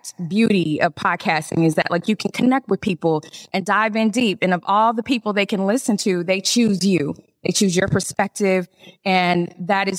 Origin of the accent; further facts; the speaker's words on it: Atlanta, Georgia, United States; I grew up here in Atlanta